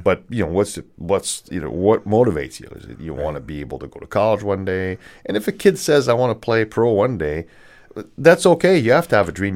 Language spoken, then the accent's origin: English; Canada; moved away; also born or lived in California; I'm Canadian